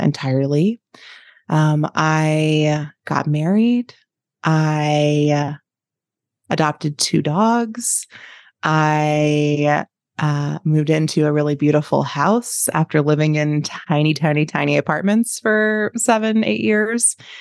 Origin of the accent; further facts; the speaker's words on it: East Coast, United States; moved away as an adult; also born or lived in Chicago; now in Lincoln, United States; I had grown up on the East Coast